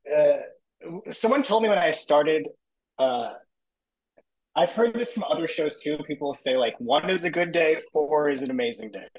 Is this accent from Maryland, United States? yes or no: no; Long Island, New York, United States; I grew up in Long Island